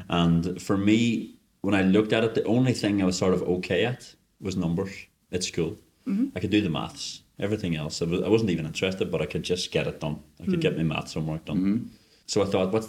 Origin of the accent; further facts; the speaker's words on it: Northern Ireland, United Kingdom; now in Stockholm, Sweden; I grew up in Northern Ireland during the Troubles